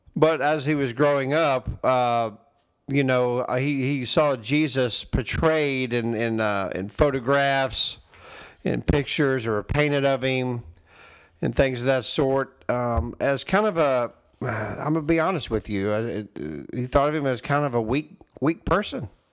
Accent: Texas, United States; I say y'all, yeah, I am from Texas

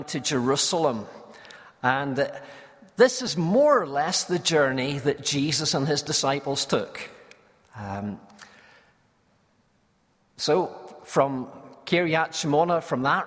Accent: Belfast, Northern Ireland, United Kingdom; I was from Belfast

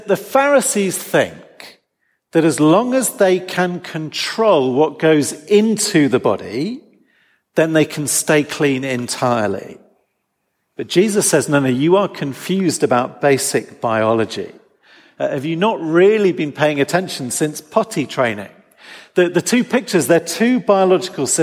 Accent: England, United Kingdom; as an English person

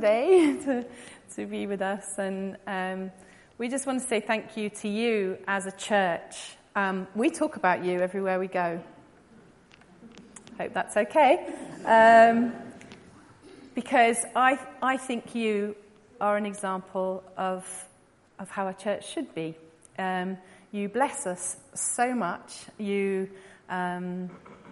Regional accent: England, United Kingdom; moved away as an adult; also born or lived in São Paulo, Brazil; now in Brazil; I was obviously born in England, you can tell that by my accent, and I went to Brazil in 1999.

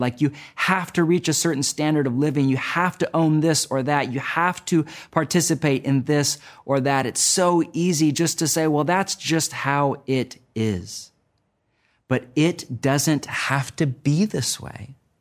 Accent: United States; my home country of the U S

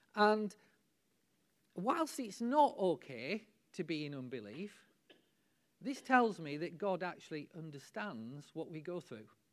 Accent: United Kingdom; we're British

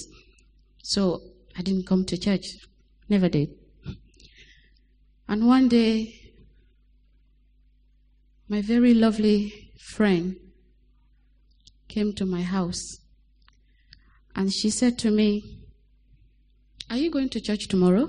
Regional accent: Sierra Leone; now in Lower Cambourne, United Kingdom; I was born in Sierra Leone to a Muslim family

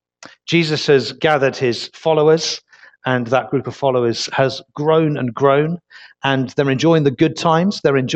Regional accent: Leicester, East Midlands, United Kingdom; now in Weymouth, United Kingdom; Originally, I'm not from Weymouth. I'm from Leicester

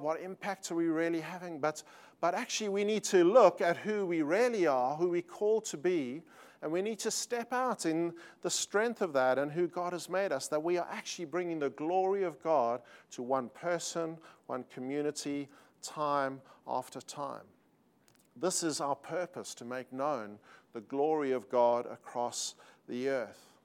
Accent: South Africa; accent: South African; moved away as an adult; now in Sydney, Australia; although we live in Australia and have lived there for twenty-one years, uh, we are South African.

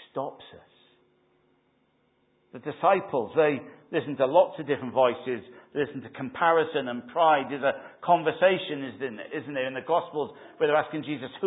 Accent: Wales, United Kingdom; Or was it just we used to sing it in Wales? I used to sing it growing up in Christian Endeavour.

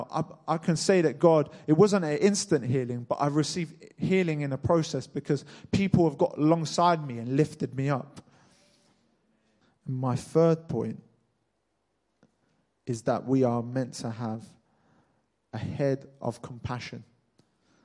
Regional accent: Cambridge, East of England, United Kingdom; I was born in Cambridge, just like you guys

